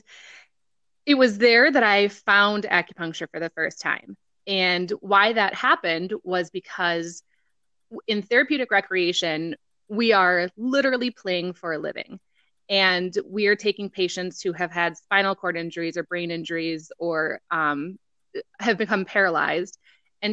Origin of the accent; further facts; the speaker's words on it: Rice Lake, Wisconsin, United States; my hometown in Rice Lake